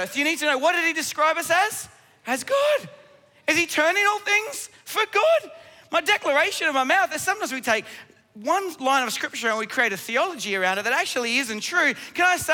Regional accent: Australia

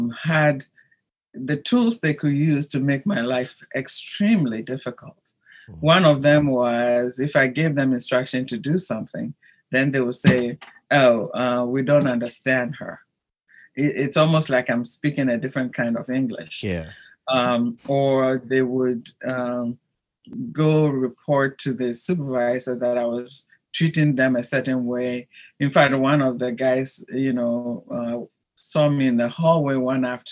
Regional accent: Ghana; moved away as an adult; also born or lived in Rome, Italy; my home country, Ghana

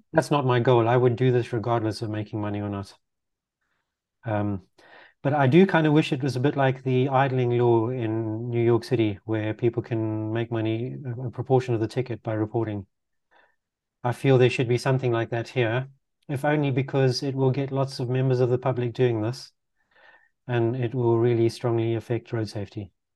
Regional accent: Zimbabwe; also born or lived in Netherlands; now in London, United Kingdom; growing up in Zimbabwe

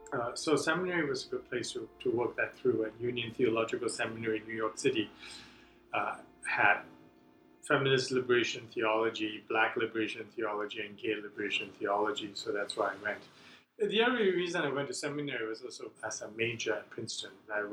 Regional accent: Singapore; moved away as an adult; now in United States; I didn't use his first name because I came from Singapore and everyone's a sir.

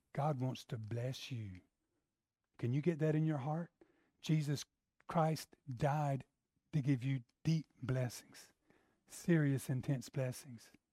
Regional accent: the South, United States; I'm from the South

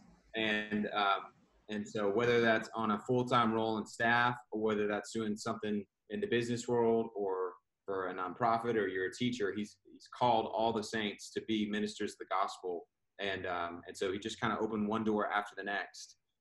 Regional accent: Houston, Texas, United States; moved away as an adult; now in Dallas, United States; I grew up in Houston, Texas, and was raised primarily by a single mom

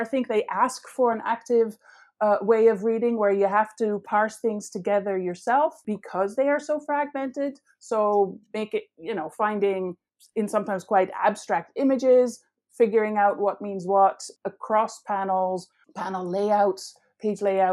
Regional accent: Netherlands; moved away; I grew up in the Netherlands

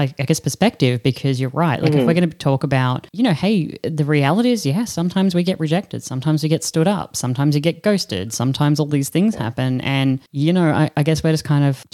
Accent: Australia; I am Aussie

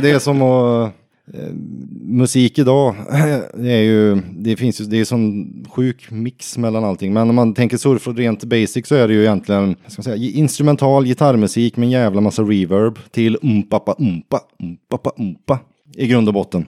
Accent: Vänersborg, Västra Götaland, Sweden; also born or lived in United States; i Vänersborg då, där jag kommer ifrån.

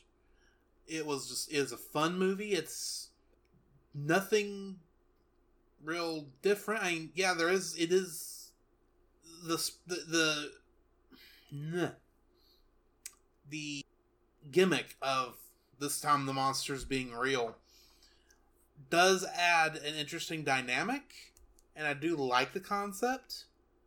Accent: East Texas, United States; I'm from East Texas

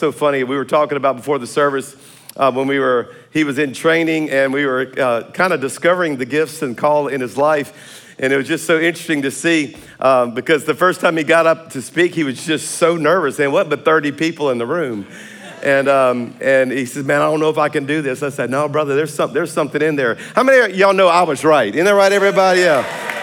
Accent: South Louisiana, United States; I'm a Cajun from South Louisiana

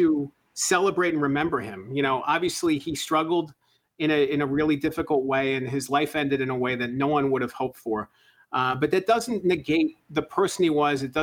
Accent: Lancaster, Pennsylvania, United States; did some local coverage in my hometown of Lancaster, Pennsylvania

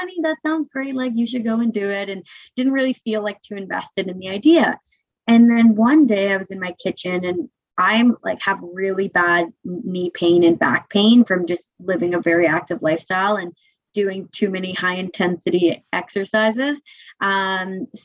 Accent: greater Toronto area, Ontario, Canada; also born or lived in Kingston, Ontario / Australia; So I'm from Toronto. Same with my co-founder. Well, we're both from just outside of the city, but in and around the greater Toronto area.

